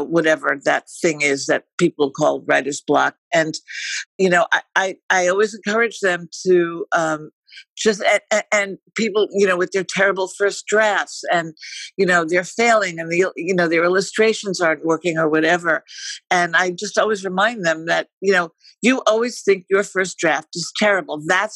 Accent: New York, United States; moved away as an adult; also born or lived in Florida / Paris / Wisconsin / Boston; now in Los Angeles, United States; I'm in Los Angeles. I'm a New Yorker, but I've been living here for, I don't know, decades

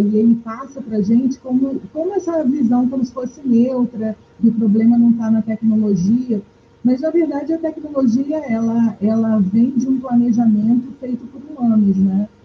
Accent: Amazon, Brazil; eu sou da Amazônia

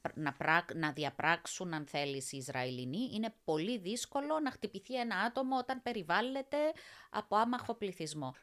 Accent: Cyprus; also born or lived in England; now in Brussels, Belgium; μία Κύπρια Ελληνίδα

